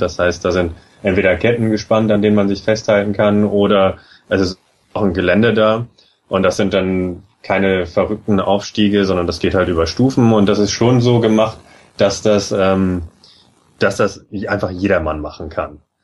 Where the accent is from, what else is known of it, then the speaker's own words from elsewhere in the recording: Germany; now in Norway; als Deutscher